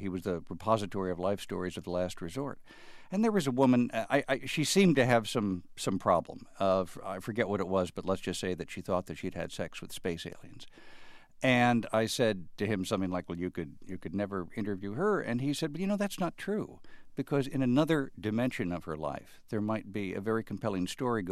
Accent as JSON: {"language": "English", "town": "Chicago", "region": "Illinois", "country": "United States", "said": "If I might speak as a Chicagoan"}